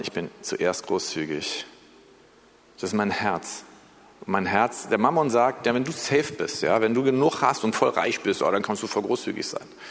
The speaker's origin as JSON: {"language": "German", "country": "Germany", "also_born_or_lived": "United States", "said": "Wir sollen als Deutsche"}